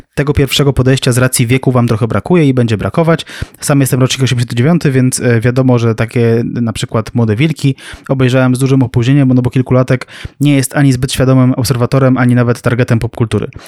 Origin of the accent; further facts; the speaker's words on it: near Warsaw, Masovian Voivodeship, Poland; mieszkałem blisko Warszawy